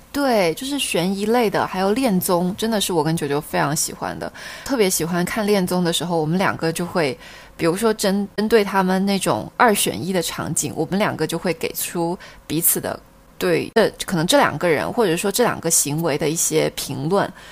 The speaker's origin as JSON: {"language": "Chinese", "town": "Xiamen", "region": "Fujian", "country": "China", "tie": "born or raised there", "said": "厦门的一些风俗习惯"}